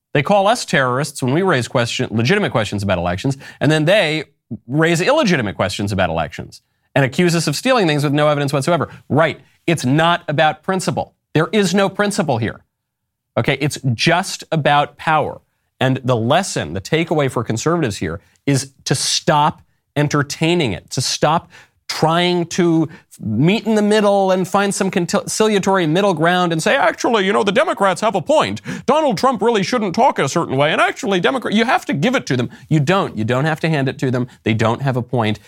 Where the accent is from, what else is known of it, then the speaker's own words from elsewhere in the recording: New York, United States; Growing up in New York, just north of the city